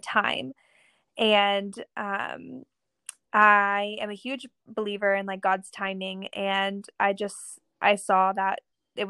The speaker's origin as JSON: {"language": "English", "region": "Kansas", "country": "United States", "tie": "born or raised there", "moved": "yes", "lives_now": "California, United States", "said": "I grew up in Kansas. Kansas, of course, is my home, just as California is"}